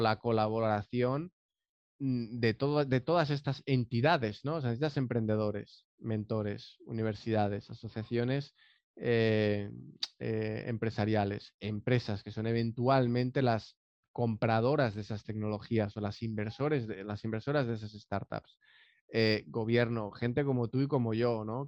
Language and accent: Spanish; Valencia, Valencian Community, Spain; born or raised there; moved away as an adult; now in San José del Cabo, Mexico